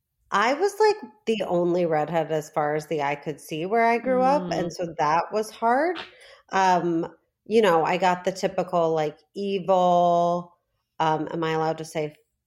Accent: Lincolnshire, Illinois, United States; Lincolnshire, Illinois. It's as white as it sounds.

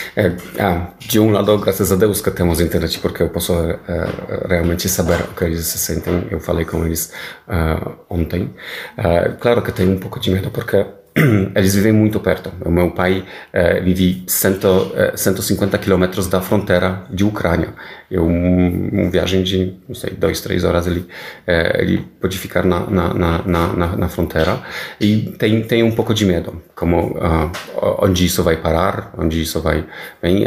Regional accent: Poland; Portuguese is a second language; moved away as an adult; now in Brazil; eu sou polonês, nascido na Polônia, é, em anos uh, é, 70, mas estou vivendo agora no, no Brasil.

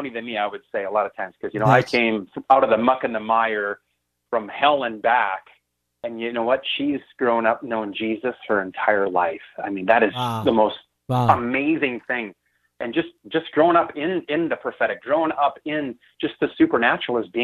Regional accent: Wisconsin, United States; now in Madison, United States; I'm from Wisconsin, actually moved to Madison to actually go to school at the university

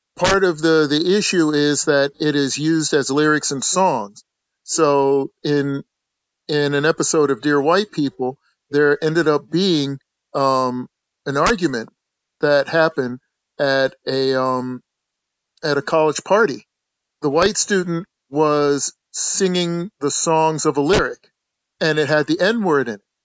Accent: the North, United States; I grew up in the North

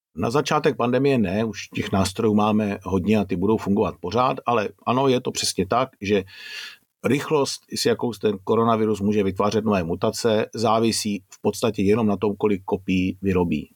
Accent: Czechia; u nás v Čechách

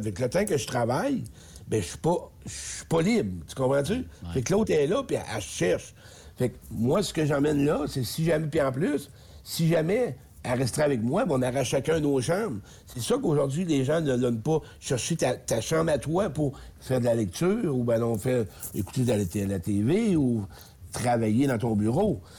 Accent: Beauce, Quebec, Canada; moved away; je descends en Beauce, mon patelin. Je voulais voir mes chums un peu, parce que je viens de là

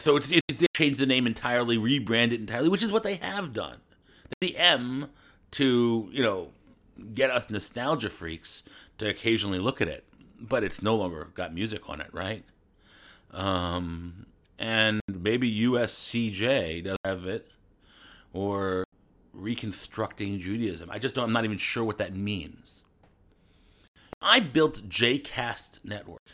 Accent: United States; I'm American

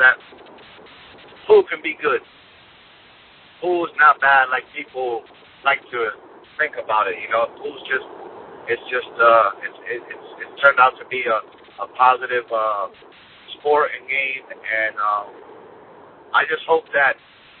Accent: Connecticut, United States; moved away; also born or lived in New York; I was born in Connecticut

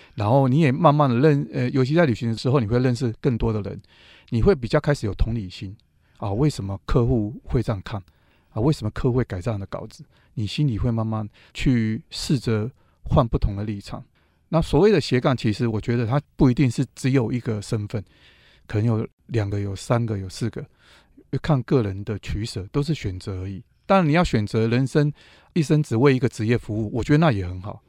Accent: Taipei, Taiwan; 因为我是土生土长的东区小孩啦

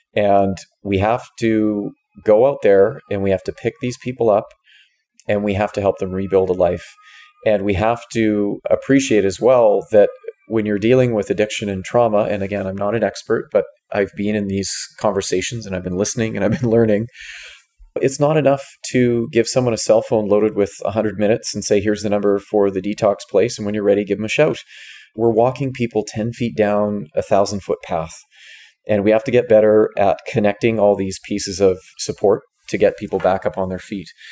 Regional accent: Victoria, British Columbia, Canada; moved away as an adult; now in Vancouver, Canada; I was born on Vancouver Island in Victoria. Spent the first almost 30 years of my life there

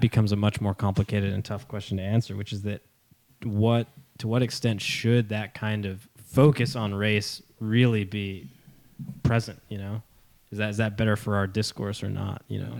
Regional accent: United States; So I was born and raised in the United States, right? I've been here my whole life.

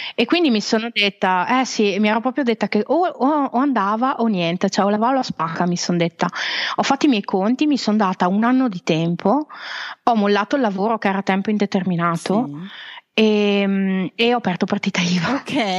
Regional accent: Veneto, Italy; also born or lived in Switzerland; now in Carpi, Italy; io sono veneta okay. di origine, ho vissuto in Svizzera

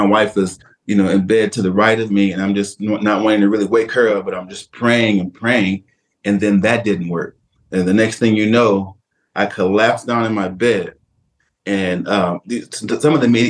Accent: Detroit, Michigan, United States; I was born and raised in Detroit, Michigan

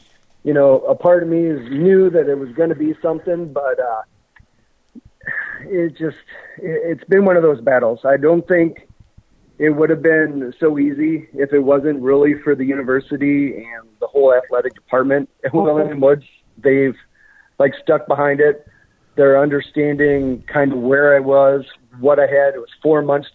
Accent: Dubuque, Iowa, United States; growing up in Dubuque

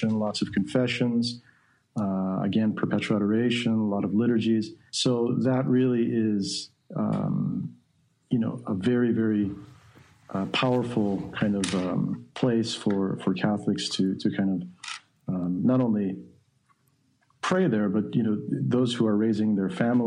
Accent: Chicago suburbs, Illinois, United States; I was raised in Chicago suburbs

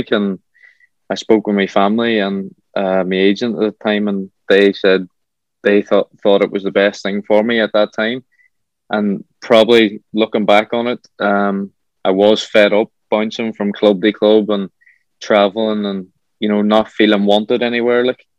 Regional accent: Ireland; as an Irish lad over there, you ain't going home to your family. You're going home to a host family

